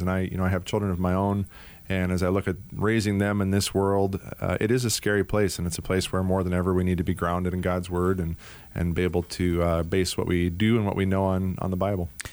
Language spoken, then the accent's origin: English; Anchorage, Alaska, United States; also born or lived in Washington State / Minnesota / Atlanta, Georgia / Minneapolis; now in Arizona, United States; I was actually born and raised in Anchorage, Alaska.